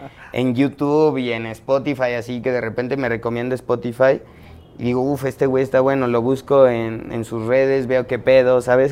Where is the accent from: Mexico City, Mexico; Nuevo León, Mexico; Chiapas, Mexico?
Mexico City, Mexico; soy chilango